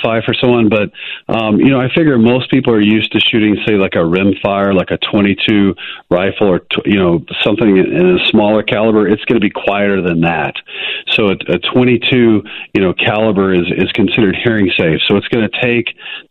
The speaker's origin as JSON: {"language": "English", "region": "Southeast", "country": "United States", "moved": "as an adult", "lives_now": "South Dakota, United States", "said": "I'm from the Southeast. And when I moved out here"}